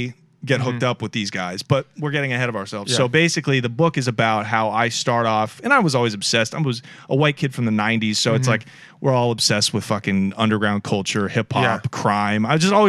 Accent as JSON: {"language": "English", "town": "Portland", "region": "Oregon", "country": "United States", "tie": "born or raised there", "said": "growing up in Portland."}